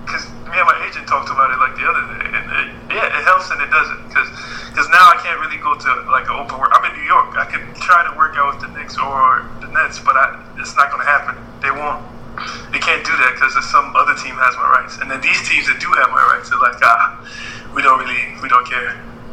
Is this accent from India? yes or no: no; Nigeria; Because I'm Nigerian.